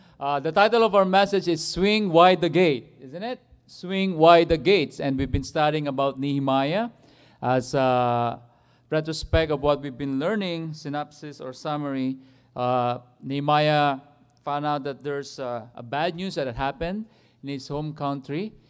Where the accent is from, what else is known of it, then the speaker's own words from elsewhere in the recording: Philippines; I'm a Filipino